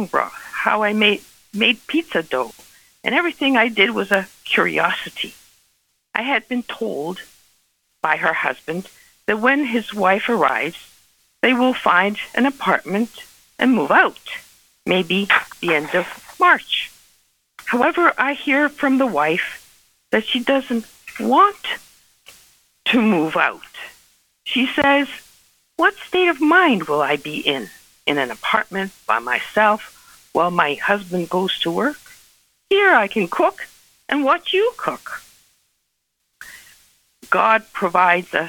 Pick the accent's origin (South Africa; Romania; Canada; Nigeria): Canada; Toronto, Ontario; Growing up in Toronto